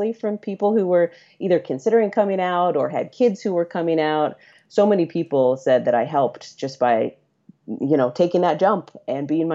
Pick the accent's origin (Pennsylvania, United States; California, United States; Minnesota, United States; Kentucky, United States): California, United States; Central Valley; now in San Francisco, United States; I'm from the Central Valley in California, which is a pretty conservative and pretty religious area of the state